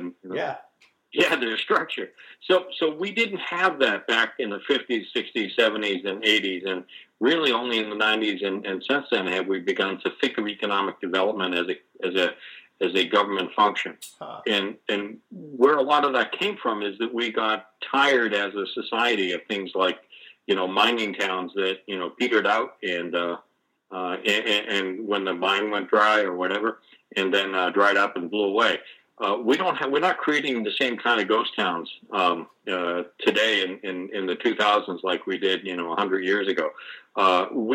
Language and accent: English; Boston, Massachusetts, United States; I grew up in Boston, pretty close to and for a time right on Boston Harbor